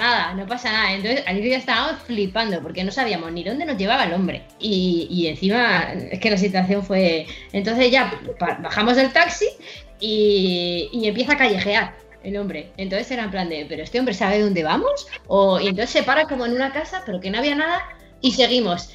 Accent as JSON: {"language": "Spanish", "town": "Madrid", "region": "Community of Madrid", "country": "Spain", "said": "éramos de Madrid"}